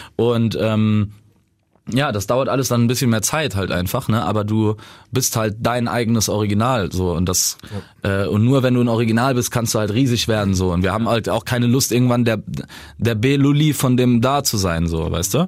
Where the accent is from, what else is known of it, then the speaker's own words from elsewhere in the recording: Saarbrücken, Saarland, Germany; bei uns im Saarland, in Saarbrücken